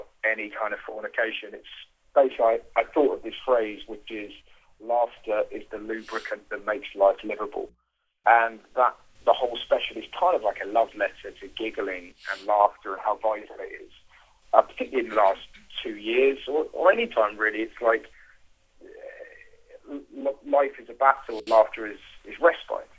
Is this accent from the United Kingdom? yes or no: yes; United Kingdom; being a British satirical comedian